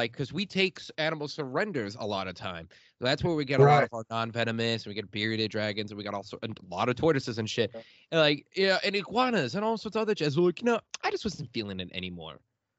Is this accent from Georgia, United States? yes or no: no; suburbs of Chicago, Illinois, United States; moved away; being from Illinois, from the suburbs, quote-unquote suburbs of Chicago a little bit, and then moving out a little bit further out for many years and, you know, living there for 60, born and raised 16 years.